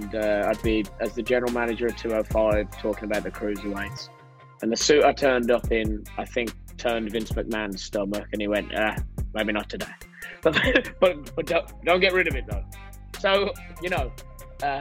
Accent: United Kingdom; As a Brit, a patriotic Brit

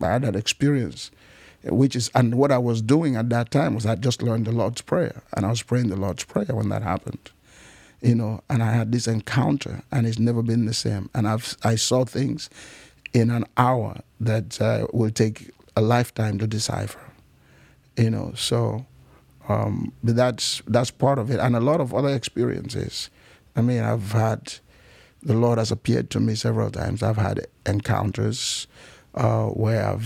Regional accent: Nigeria; also born or lived in Cameroon; I was raised in Nigeria. I was raised partly in Nigeria, partly in Cameroon

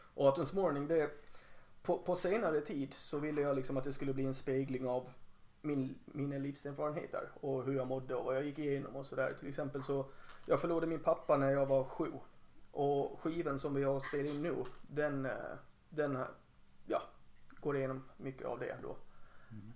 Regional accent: Helsingborg, Skåne, Sweden; moved away as an adult; now in Gotland, Sweden; jag spelade med ett par andra band i Helsingborg där jag är uppvuxen

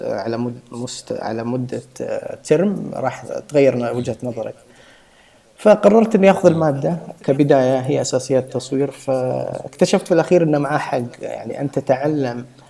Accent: Saudi Arabia; عندنا في السعوديه

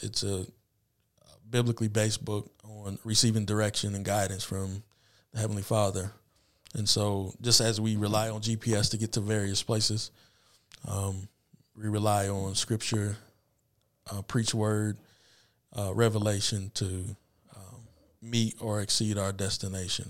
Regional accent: Anderson, Indiana, United States; also born or lived in Peoria, Illinois; born and raised in Anderson, graduated from Highland in two thousand seven

